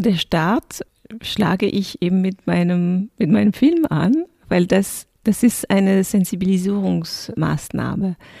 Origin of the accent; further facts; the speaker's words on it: France; moved away; ich bin ursprünglich bin in Frankreich aufgewachsen und mein Vater kommt aus dem Senegal